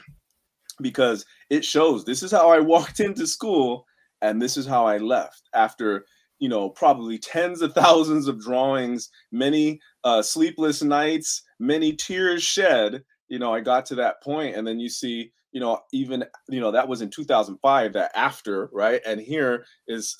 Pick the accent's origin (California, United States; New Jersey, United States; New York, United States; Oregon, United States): California, United States; San Francisco; I grew up in the Mission District of San Francisco.